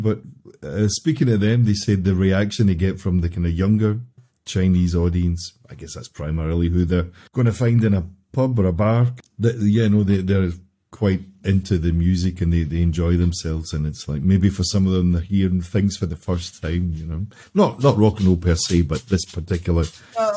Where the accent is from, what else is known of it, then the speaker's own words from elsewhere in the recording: Glasgow, Scotland, United Kingdom; my hometown